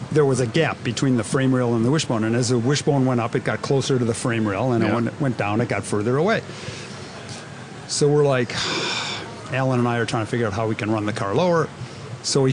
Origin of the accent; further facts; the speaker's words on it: Wisconsin, United States; Him and I grew up together in Wisconsin.